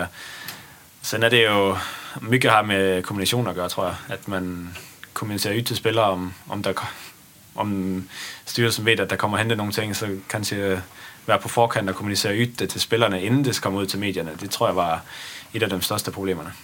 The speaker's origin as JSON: {"language": "Swedish", "town": "Esbjerg", "region": "Southern Denmark", "country": "Denmark", "tie": "born or raised there", "also_born_or_lived": "Netherlands / Gothenburg, Sweden", "second_language": "Swedish", "moved": "as an adult", "lives_now": "Sweden"}